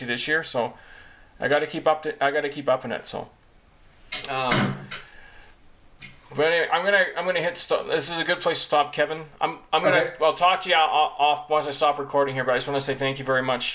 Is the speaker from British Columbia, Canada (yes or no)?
yes; Kamloops, British Columbia, Canada; I grew up in Kamloops